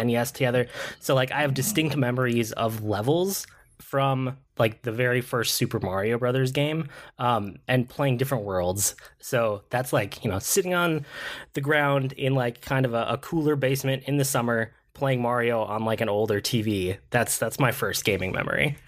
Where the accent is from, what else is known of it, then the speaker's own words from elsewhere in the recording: Minnesota, United States; I'm from Minnesota, Target's a Minnesota company